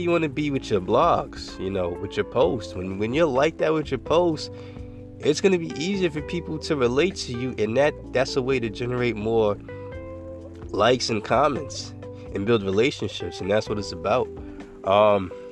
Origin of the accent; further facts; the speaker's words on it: New York, United States; I'm from New York. I was born and raised there